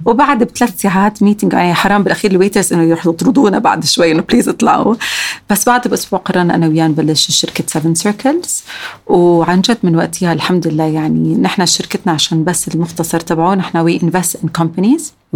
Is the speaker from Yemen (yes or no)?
no; Amman, Amman Governorate, Jordan; also born or lived in San Francisco, United States; عندنا بعمان